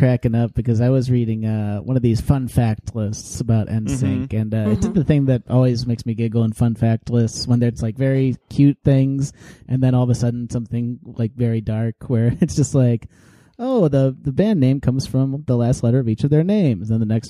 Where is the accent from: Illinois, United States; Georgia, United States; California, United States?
Illinois, United States; Chicago; also born or lived in New York; now in Los Angeles, United States; I am from Chicago. Yes, I'm from the suburbs.